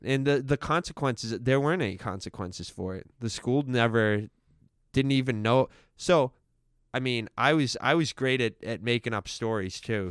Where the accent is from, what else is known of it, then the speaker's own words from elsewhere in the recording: Stoneham, Massachusetts, United States; was born and raised in Stoneham